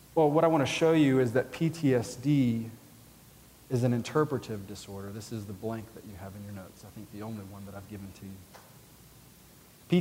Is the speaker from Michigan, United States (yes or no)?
no; Georgia, United States; I'm from Georgia.